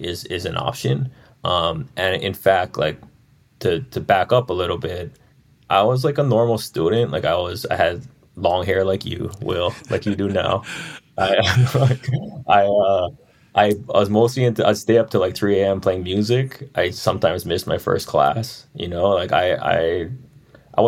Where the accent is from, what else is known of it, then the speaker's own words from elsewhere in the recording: Maui, Hawaii, United States; I just looked like someone from Maui. I talked like someone from Maui. I didn't hide my accent